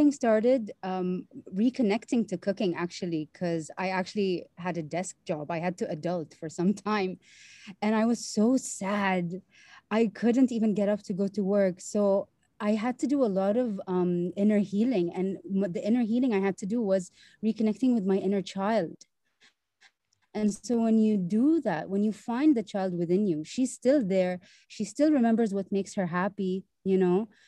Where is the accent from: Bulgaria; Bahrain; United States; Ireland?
Bahrain; born and raised in Bahrain